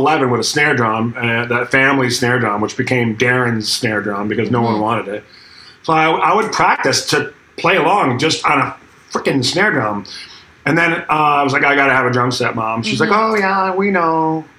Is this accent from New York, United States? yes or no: yes; Akron, New York, United States; I met some guys in my hometown of Akron, New York, just outside of Buffalo, New York